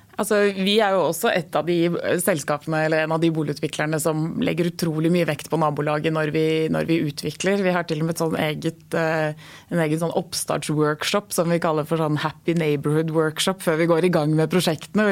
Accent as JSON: {"language": "Norwegian", "country": "Norway", "said": "vi nordmenn"}